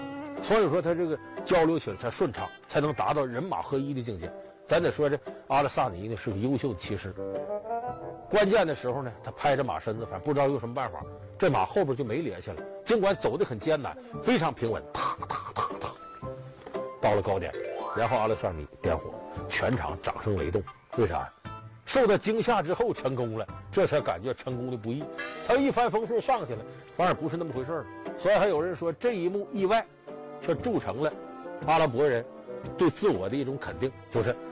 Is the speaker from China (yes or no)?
yes; China; 咱们说咱们是中国人，不是卡塔尔人